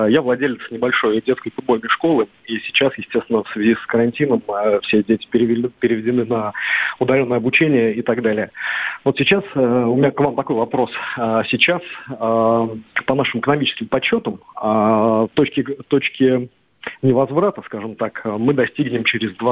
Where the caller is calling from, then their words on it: Saint Petersburg, Russia; а, я из Санкт-Петербурга.